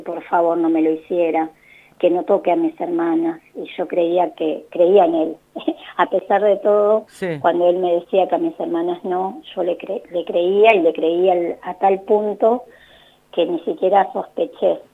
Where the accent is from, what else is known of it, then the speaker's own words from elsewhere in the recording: La Plata, Buenos Aires Province, Argentina; now in Buenos Aires, Argentina; Yo nací en La Plata, vivo en Buenos Aires